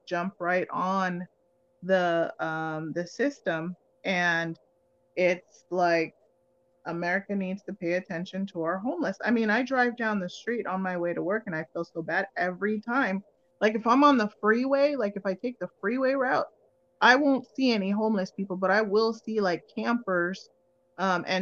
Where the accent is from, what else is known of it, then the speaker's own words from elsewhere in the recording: Jamaica; moved away; I'm from Jamaica.